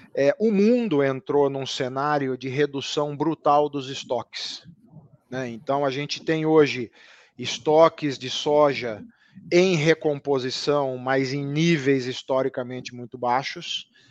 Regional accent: near the border with Minas Gerais, interior of São Paulo state, Brazil; accent: caipira; Eu sou do interior do estado de São Paulo, ali divisa com Minas Gerais, então eu trago comigo muito da fala caipira

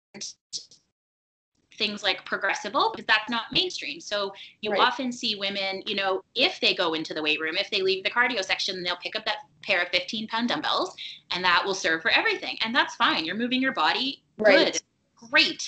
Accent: Toronto, Ontario, Canada; my hometown of Toronto

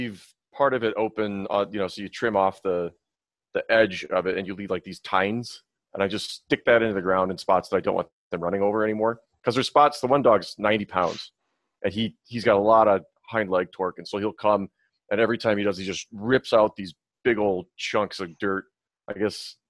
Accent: Midwest, United States; moved away; I come from the Midwest where lawn of the week was a big deal

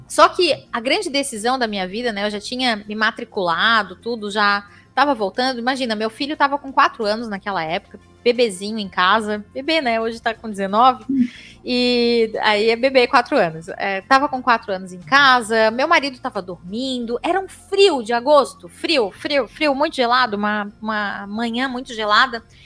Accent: Florianópolis, Santa Catarina, Brazil; accent: manezinho da ilha; vocês estão ouvindo o meu sotaque, manezinha da ilha, aqui de Florianópolis, uma fala arrastada.

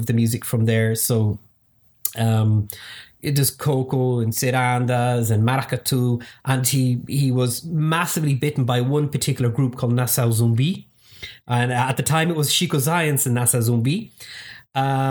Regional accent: Dublin, Leinster, Ireland; I'm Dublin born, just outside the city.

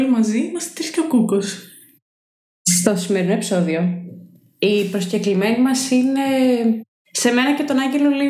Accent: Thessaloniki, Central Macedonia, Greece; λοιπόν, είμαι 23, είμαι από τη Θεσσαλονίκη και σπουδάζω βιολογία.

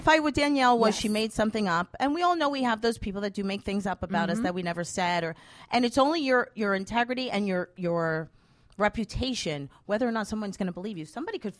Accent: Paterson, New Jersey, United States; We grew up in Patterson.

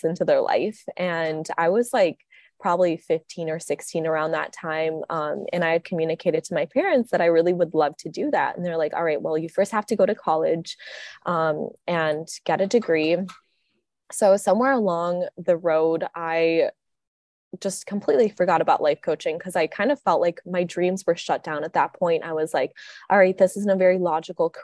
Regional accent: Minnesota, United States; I'm from Minnesota too

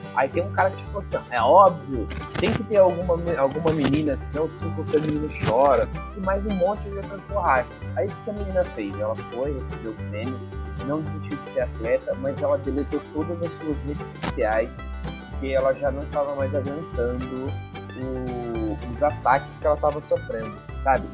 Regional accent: Brazil

